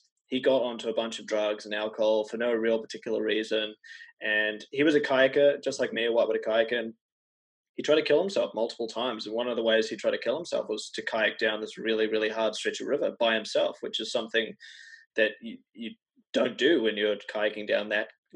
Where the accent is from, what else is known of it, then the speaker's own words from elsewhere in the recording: New Zealand; So I'm from New Zealand